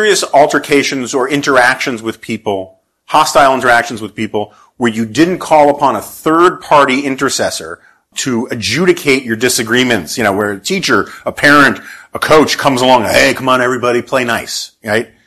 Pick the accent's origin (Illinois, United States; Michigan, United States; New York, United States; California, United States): New York, United States; New York City; I grew up in New York City in the 1970s.